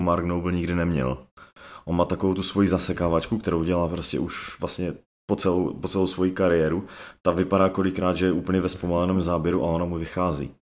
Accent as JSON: {"language": "Czech", "country": "Czechia", "tie": "born or raised there", "said": "já jako Čech, jo, co- celý- do té doby cel- celý život žil v Česku"}